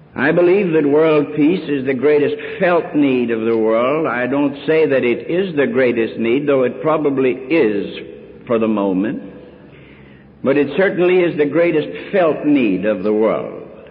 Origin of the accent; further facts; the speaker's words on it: United States; I'm an American Christian